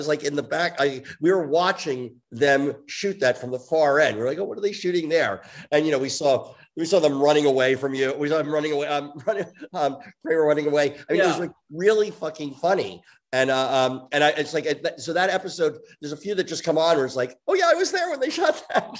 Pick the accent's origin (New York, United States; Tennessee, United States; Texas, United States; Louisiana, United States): New York, United States; because I grew up in New York